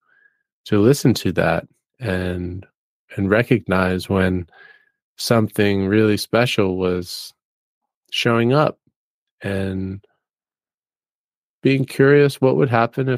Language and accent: English; New York City, New York, United States; moved away as an adult; I grew up in New York City and spent about 27 years living in more of an urban area